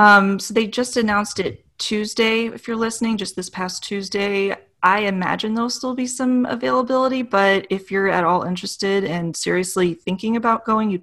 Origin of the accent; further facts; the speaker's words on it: Lemay, Missouri, United States; I grew up in Lime